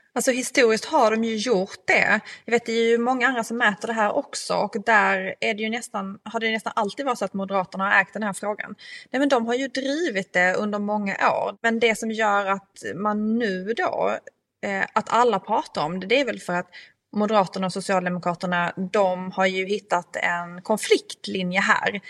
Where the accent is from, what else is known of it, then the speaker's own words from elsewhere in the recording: Skåne, Sweden; min hembygd från Österlen